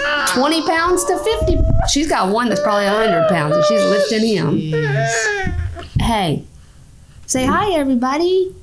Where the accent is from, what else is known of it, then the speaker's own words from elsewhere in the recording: Houston, Texas, United States; now in Louisiana, United States; No, and I grew up in Houston.